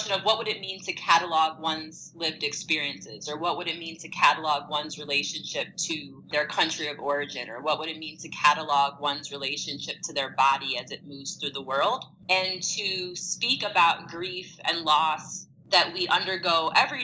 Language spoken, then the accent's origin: English; St. Louis, Missouri, United States; I was born and raised in St. Louis, Missouri